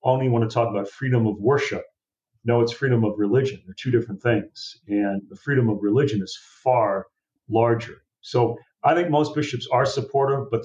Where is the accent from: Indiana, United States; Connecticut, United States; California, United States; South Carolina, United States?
California, United States; moved away; I come from California